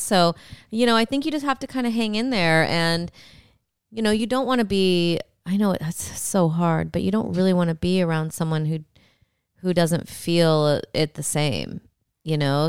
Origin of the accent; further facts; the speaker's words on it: Rockford, Illinois, United States; I'm from Rockford.